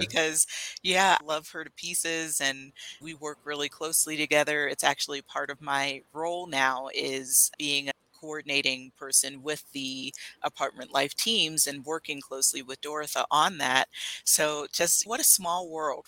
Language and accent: English; Pennsylvania, United States; moved away as an adult; also born or lived in Flagstaff, Arizona; now in Arizona, United States; I am from Pennsylvania originally